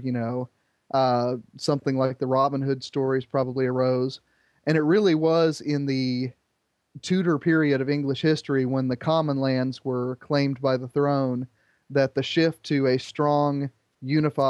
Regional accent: Indiana, United States; born or raised there

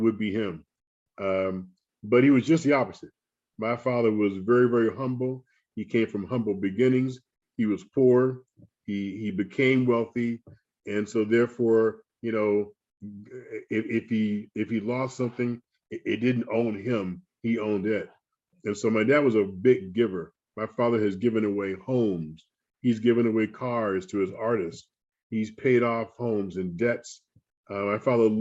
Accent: Flossmoor, Illinois, United States; where I lived and where I grew up in Flossmoor

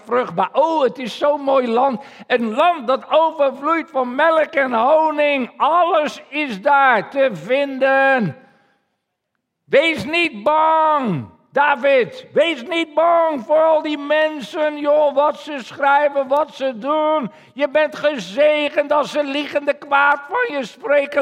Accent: Netherlands; als Nederlanders

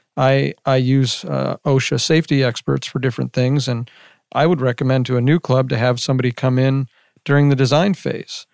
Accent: Las Vegas, Nevada, United States; I grew up in Las Vegas, uh, since I was about three years old

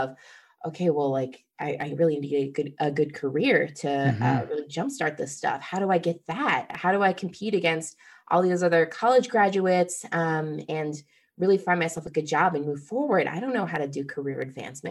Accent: Midwest, United States; moved away as an adult; now in Boston, United States; I grew up originally in the Midwest

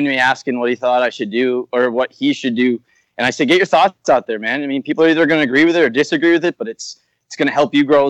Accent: New Haven, Connecticut, United States; And I'm from New Haven, Connecticut, so I had some relationships with the people here at Yale, just being a local

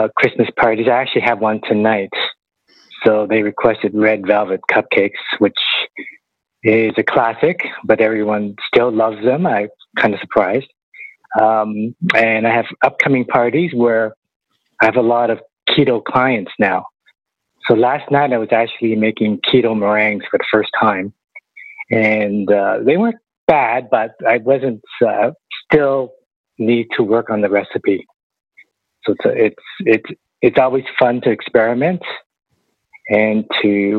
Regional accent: Toronto, Ontario, Canada; I'm from Toronto.

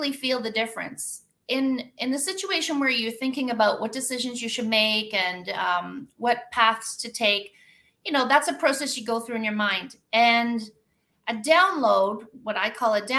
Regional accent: Kawartha Lakes, Ontario, Canada; now in Costa Rica; I'm an accountant from Kawartha Lakes, Ontario, living in the jungle of Costa Rica

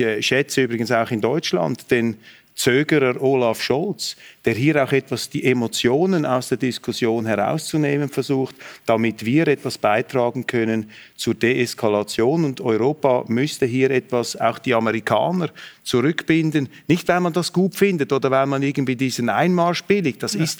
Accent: Switzerland; dass ich hier als Schweizer fast auf Handshake-Distanz zu Karl Habsburg sitze.

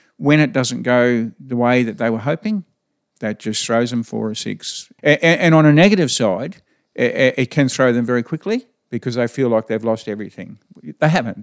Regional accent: Chinchilla, Queensland, Australia; now in Winton, Australia; I was born just, uh, in Chinchilla Hospital, so I was primarily around Chinchilla, Jindawi, uh, that area when I was younger.

